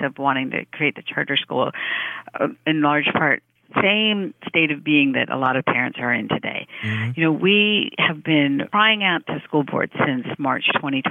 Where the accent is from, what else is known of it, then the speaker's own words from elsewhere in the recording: Piscataway, New Jersey, United States; English is a second language; I grew up in Piscataway, New Jersey. That was where I learned English